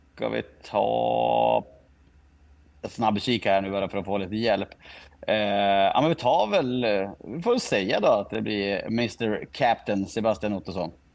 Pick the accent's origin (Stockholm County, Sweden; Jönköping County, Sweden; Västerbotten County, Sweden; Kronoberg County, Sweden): Västerbotten County, Sweden; Skellefteå; now in Umeå, Sweden; jag är född i Skellefteå och har bott i Umeå i tio år